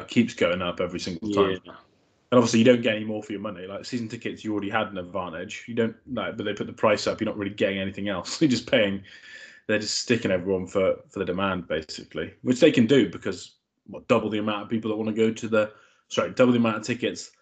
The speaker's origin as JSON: {"language": "English", "country": "United Kingdom", "said": "as a British fan"}